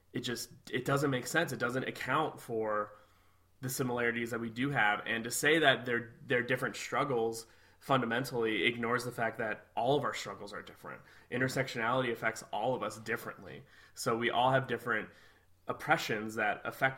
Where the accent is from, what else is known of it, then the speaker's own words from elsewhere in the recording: Midwest, United States; I'm from the Midwest